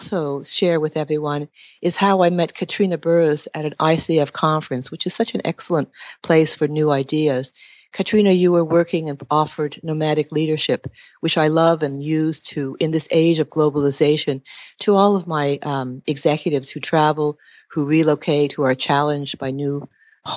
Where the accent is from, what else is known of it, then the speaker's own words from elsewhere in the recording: Montreal, Quebec, Canada; moved away as an adult; I was originally from Montreal, Quebec, left there in my early 20s